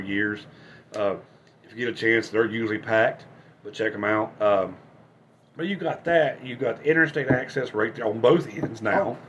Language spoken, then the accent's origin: English; West Virginia, United States